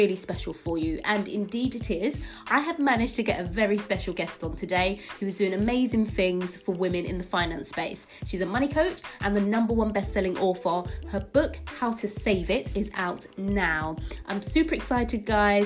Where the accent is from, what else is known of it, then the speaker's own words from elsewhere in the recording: London, United Kingdom; I'm from East London